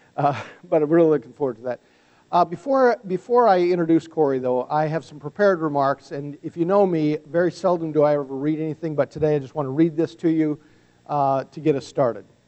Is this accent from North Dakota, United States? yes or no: yes; North Dakota, United States; we're both from North Dakota